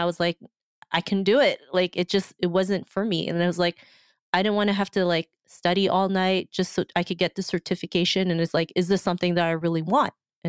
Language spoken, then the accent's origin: English; Philippines; even though I am from the Philippines, I still didn't really know anybody.